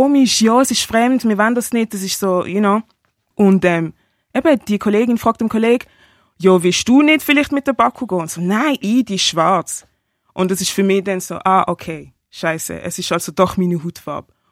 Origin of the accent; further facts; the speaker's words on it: Basel, Basel-Stadt, Switzerland; Ich bin von Basel, ich bin auch in Basel aufgewachsen, also in der Stadt aber jetzt wohne ich vom Land.